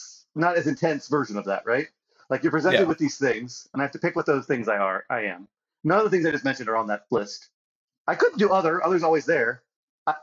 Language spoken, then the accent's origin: English; United States; I identify as American, but I don't identify as being white.